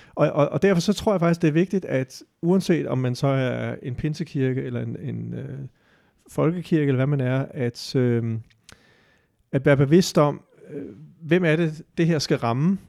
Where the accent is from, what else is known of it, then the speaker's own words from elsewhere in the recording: Denmark; vi som danskere